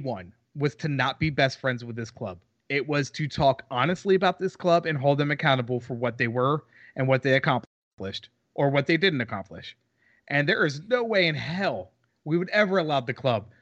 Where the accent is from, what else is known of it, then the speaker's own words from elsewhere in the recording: East Coast, United States; now in Houston, United States; I am from the East Coast